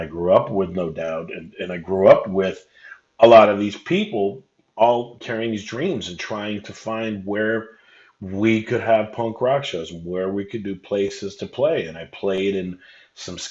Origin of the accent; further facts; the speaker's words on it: Anaheim, California, United States; I grew up in Anaheim